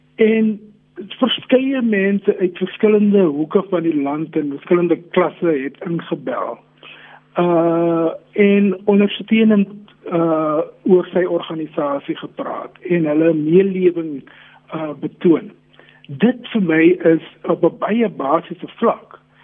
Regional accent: South Africa; Ons wil as Suid-Afrikaners saam met mekaar leef

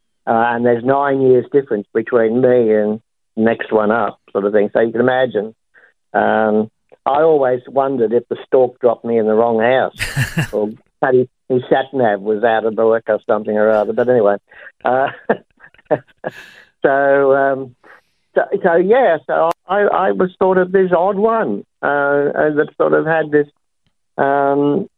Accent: Sydney, New South Wales, Australia; born or raised there; also born or lived in Gaythorne, Brisbane, Queensland

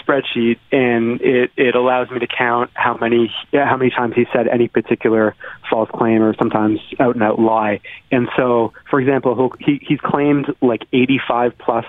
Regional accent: Toronto, Ontario, Canada; now in Washington, United States; It's bad, but I'm from Toronto, right? So I'm used to it being terrible. I miss home.

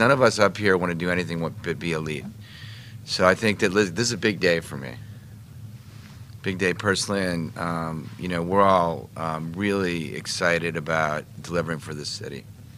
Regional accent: Chevy Chase, Maryland, United States; Look, obviously growing up in Washington and Chevy Chase, you know, all the history that I experienced with the Joe Gibbs era

